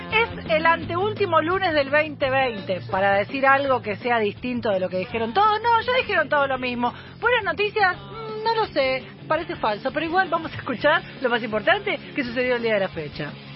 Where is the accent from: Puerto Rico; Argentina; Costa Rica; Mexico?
Argentina; Buenos Aires; cuando yo me crié en Liniers